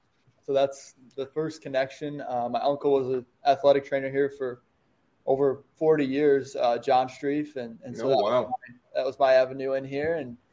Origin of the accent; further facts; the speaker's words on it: Manchester, Iowa, United States; I'm from Manchester, Iowa.